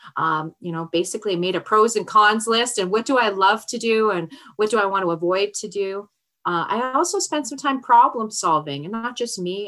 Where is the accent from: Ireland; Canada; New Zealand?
Canada; We're Canadian.